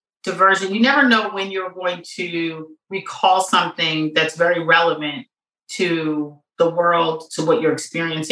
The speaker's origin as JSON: {"language": "English", "town": "New York City", "region": "New York", "country": "United States", "tie": "born or raised there", "said": "I grew up in New York City in the 70s and the 80s"}